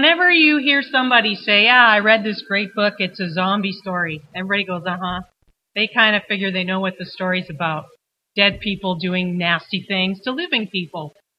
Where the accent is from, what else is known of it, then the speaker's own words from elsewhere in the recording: Fort McMurray, Alberta, Canada; You say to people, I'm from Fort McMurray, and they think they know all about us.